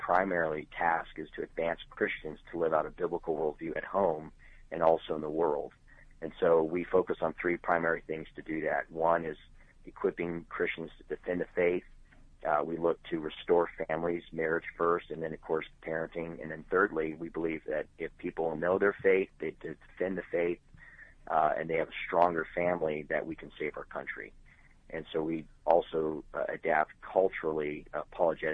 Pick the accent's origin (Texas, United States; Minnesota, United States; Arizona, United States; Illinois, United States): Arizona, United States; Tucson; moved away as an adult; now in Charlotte, United States; I was born in Tucson, Arizona, so started ministry there through Calvary Chapels